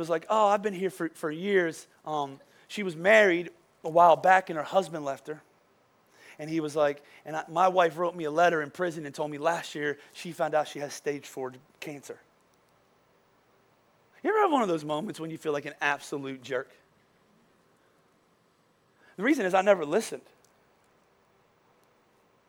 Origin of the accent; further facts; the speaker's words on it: Boyertown, Pennsylvania, United States; I'm from Boyertown